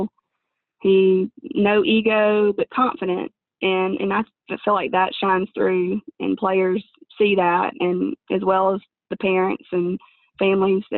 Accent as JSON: {"language": "English", "town": "Oxford", "region": "Mississippi", "country": "United States", "tie": "born or raised there", "said": "I'm actually from Oxford, so I mean, I was born and raised here"}